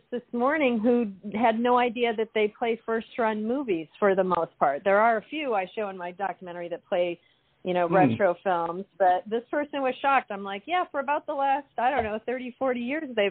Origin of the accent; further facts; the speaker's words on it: Chicago, Illinois, United States; now in Los Angeles, United States; I am from Chicago. I live in Los Angeles now, though.